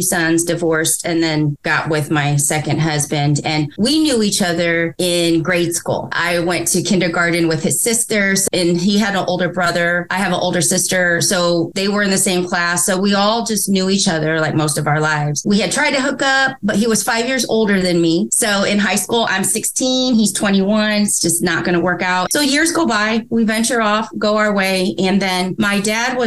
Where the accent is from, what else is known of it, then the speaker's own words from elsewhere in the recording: Indiana, United States; I'm from Indiana